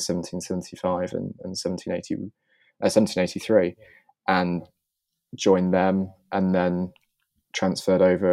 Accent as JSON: {"language": "English", "town": "Bath", "region": "South West England", "country": "United Kingdom", "tie": "born or raised there", "said": "I grew up just outside of Bath"}